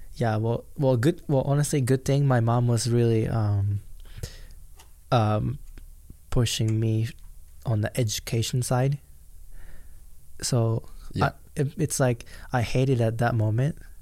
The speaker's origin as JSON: {"language": "English", "country": "Japan", "tie": "born or raised there", "second_language": "English", "moved": "yes", "lives_now": "United States", "said": "because I grew up in Japan"}